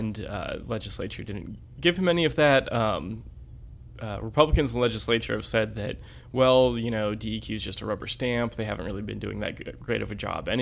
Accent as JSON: {"language": "English", "region": "Florida", "country": "United States", "moved": "yes", "lives_now": "North Carolina, United States", "said": "I'm from Florida"}